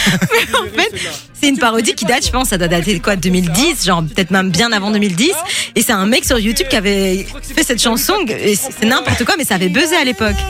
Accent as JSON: {"language": "French", "country": "Italy", "said": "je suis italienne"}